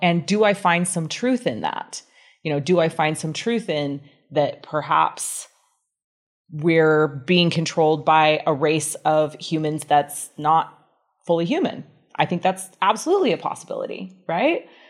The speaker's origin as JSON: {"language": "English", "town": "Grand Rapids", "region": "Michigan", "country": "United States", "tie": "born or raised there", "also_born_or_lived": "Salt Lake City, Utah", "moved": "yes", "lives_now": "Bali, Indonesia", "said": "I was born in Grand Rapids, Michigan, in the United States"}